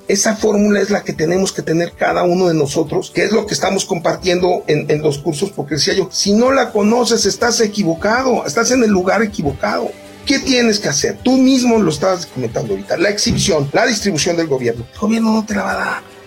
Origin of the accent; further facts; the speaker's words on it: Mexico; nosotros como mexicanos